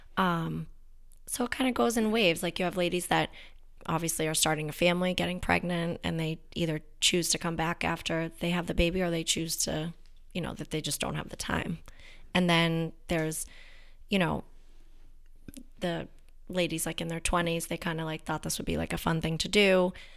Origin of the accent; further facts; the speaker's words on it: Danvers, Massachusetts, United States; I'm from Danvers. My dad still lives there.